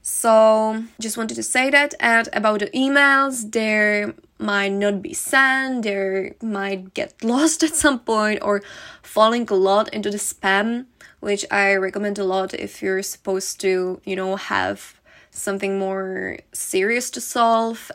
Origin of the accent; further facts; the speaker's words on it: Czechia; moved away; I'm gonna go back to my home country, uh, to the Czech Republic